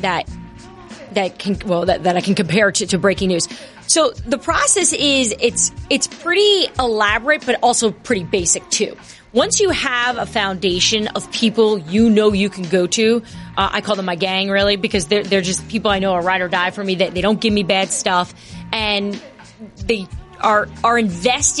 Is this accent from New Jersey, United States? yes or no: yes; New Jersey, United States; moved away as an adult; also born or lived in Bronx, New York / Washington, D.C. area / Seattle; I'm originally from the Bronx, but I grew up in New Jersey